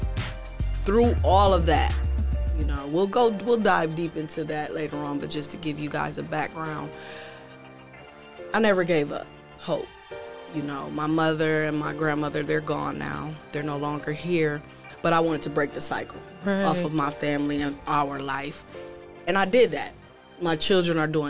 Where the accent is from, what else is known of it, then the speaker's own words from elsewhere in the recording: Toledo, Ohio, United States; now in Columbus, United States; I am from Toledo, currently residing in Columbus, Ohio